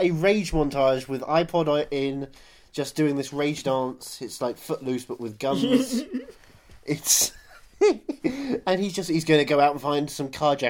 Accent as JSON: {"language": "English", "region": "Louisiana", "country": "United States", "said": "I'm from Louisiana."}